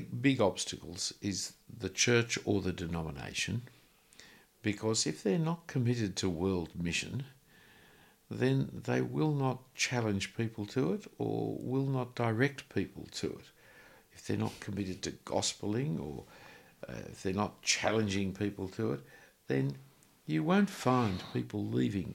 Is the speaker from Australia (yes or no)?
yes; Australia; I'm an Australian